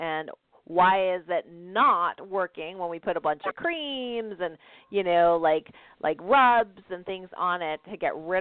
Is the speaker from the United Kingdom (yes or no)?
no; Canada; now in United States; I'm Canadian, for those of you that don't know that, living in the States